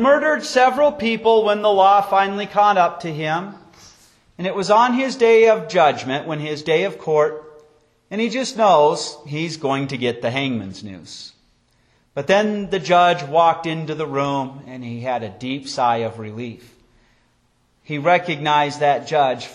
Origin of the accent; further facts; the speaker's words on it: Wyoming, United States; growing up in Wyoming